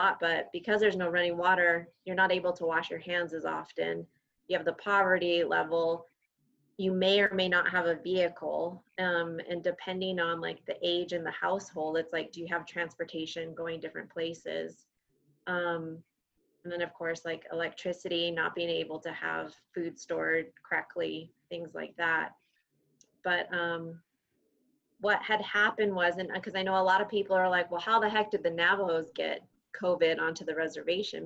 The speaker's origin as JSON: {"language": "English", "town": "Santa Fe", "region": "New Mexico", "country": "United States", "tie": "born or raised there", "said": "I grew up in Santa Fe, New Mexico"}